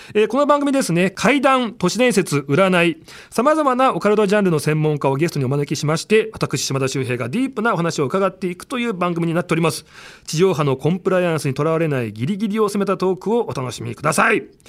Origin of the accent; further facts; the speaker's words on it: Nagano, Japan; moved away; 僕らね、あの長野出身、幼馴染だったんで